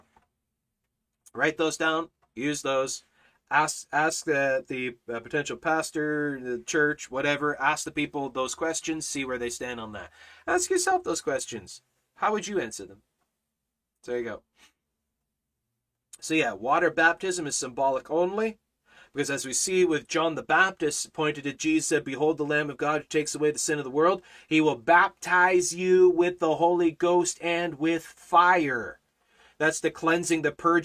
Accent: Canada; now in China; I'm Canadian, okay? I'm a crazy Canuck

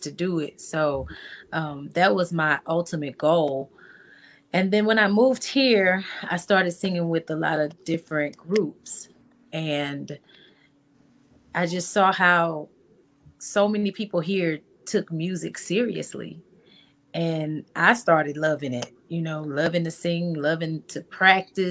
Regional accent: Arkansas, United States; moved away as an adult; now in Houston, United States; I was born and raised in Arkansas. I'm from a very, very small town

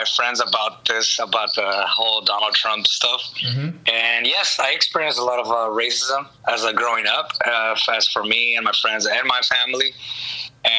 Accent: Anaheim, California, United States; also born or lived in East Los Angeles, California / Corona, California / León, Guanajuato, Mexico (ancestry); my family, we moved to Orange County. And then right there, I was raised up till my teen years

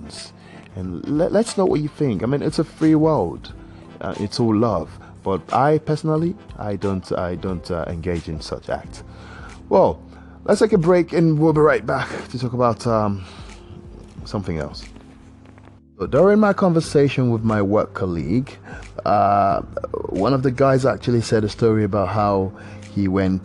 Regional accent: Nigeria; accent: Nigerian; I've actually used my Nigerian accent

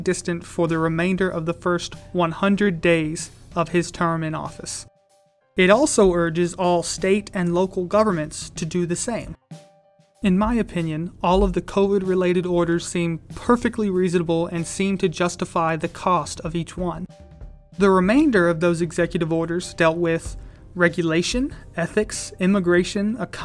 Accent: United States; we, as the American people

